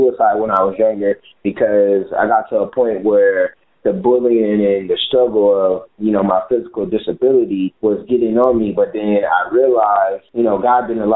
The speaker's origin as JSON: {"language": "English", "town": "Michigan City", "region": "Indiana", "country": "United States", "tie": "born or raised there", "said": "I'm from Michigan City, Indiana, and I grew up in the projects"}